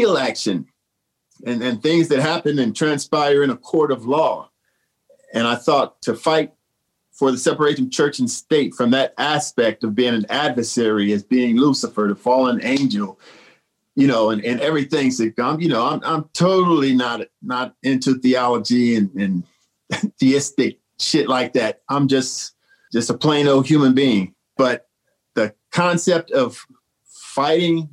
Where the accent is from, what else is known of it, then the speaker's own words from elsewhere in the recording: St. Louis, Missouri, United States; my hometown of St. Louis